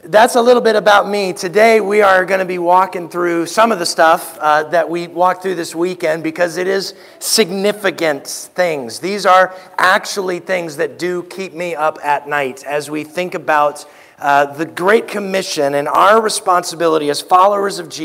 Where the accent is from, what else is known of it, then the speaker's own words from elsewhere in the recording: Anchorage, Alaska, United States; also born or lived in Louisiana; now in Galena, United States; I was born in Anchorage, which is close to Alaska.